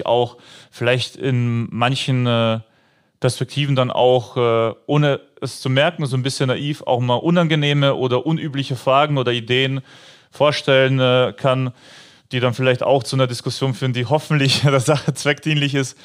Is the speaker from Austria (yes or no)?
yes; Upper Austria, Austria; moved away as an adult; now in Mönchengladbach, Germany; in meiner alten Heimatmannschaft, also in meinem Heimatdorf in Oberösterreich